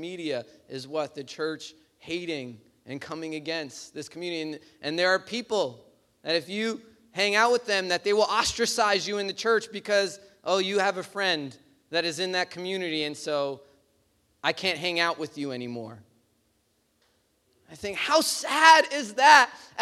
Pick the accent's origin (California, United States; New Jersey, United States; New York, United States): New York, United States; New York City; growing up in Bay Ridge